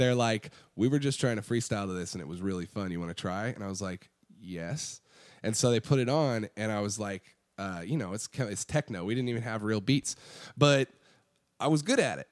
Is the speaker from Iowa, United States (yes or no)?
yes; Iowa City, Iowa, United States; moved away as an adult; now in Austin, United States; so Iowa City is where I grew up